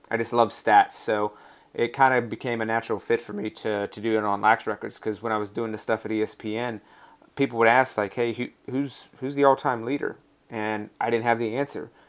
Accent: Raleigh, North Carolina, United States; also born or lived in Washington, D.C.; grew up in North Carolina, just outside of Raleigh, North Carolina

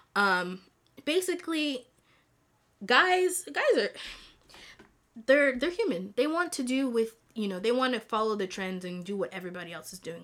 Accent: DR Congo; also born or lived in Rwanda; I'm from Congo, the Democratic Republic of Congo, hey, hey, and hey. I'm also from Rwanda

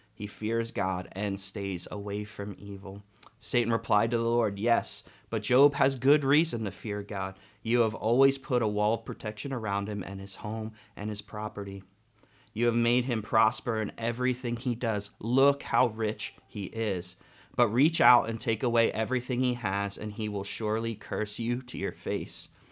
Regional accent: United States; as an American culture

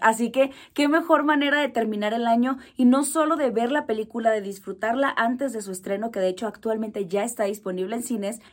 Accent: Mexico; como mexicanos estamos súper acostumbrados a escuchar

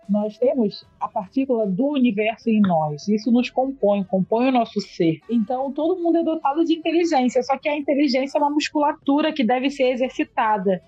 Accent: Brazil; a nossa experiência enquanto pessoas negras aqui no Brasil

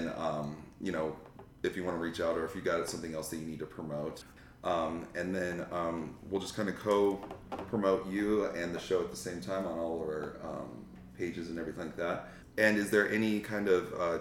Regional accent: Conifer, Colorado, United States; I'm from Conifer

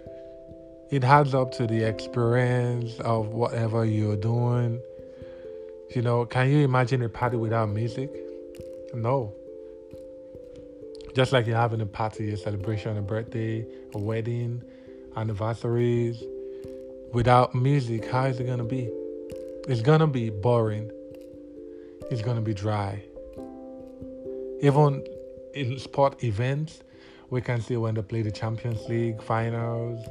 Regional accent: Nigeria; I'm from Nigeria, and we have a lot of languages here in Nigeria

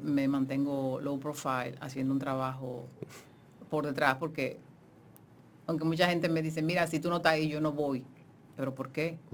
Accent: Santo Domingo, Dominican Republic; nosotros vivíamos en la zona colonial

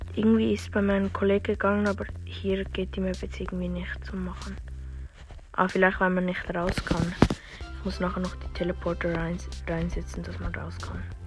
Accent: Switzerland; ich bin Schweizer

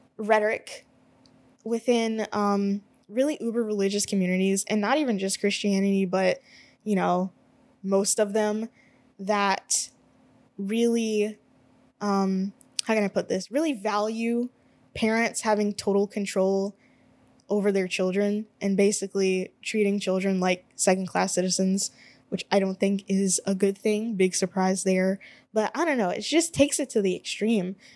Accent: United States; I am an American

